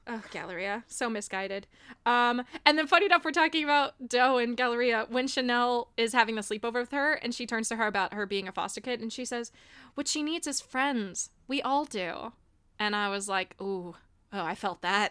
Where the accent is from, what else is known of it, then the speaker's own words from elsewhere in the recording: Miami, Florida, United States; Growing up in Miami, I was like the awkward white kid